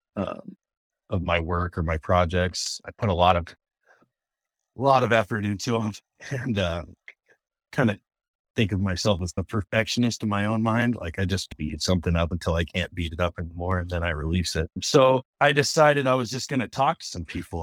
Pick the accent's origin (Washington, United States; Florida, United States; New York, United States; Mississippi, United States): Washington, United States; Tacoma; I grew up in Tacoma, Wash area